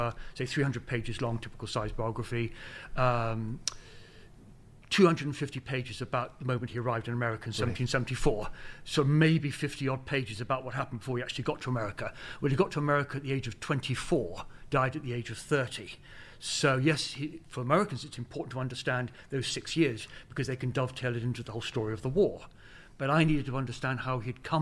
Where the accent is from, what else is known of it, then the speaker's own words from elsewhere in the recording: United Kingdom; We, the Brits